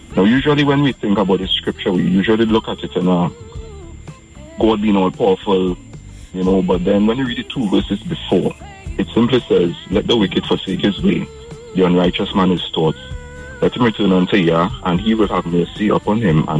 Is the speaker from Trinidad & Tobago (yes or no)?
yes; Tobago, Trinidad & Tobago; moved away as an adult; also born or lived in Trinidad; I'm from Tobago. I came to Trinidad